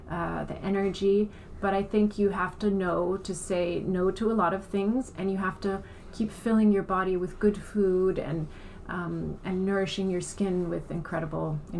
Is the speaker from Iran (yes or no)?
yes; Iran; born there; also born or lived in Germany / United States / France / Italy; I was born in Iran. Um, I have German parents, so I spent a lot of time in Germany. Um, and, and in the US and then in France and in Italy.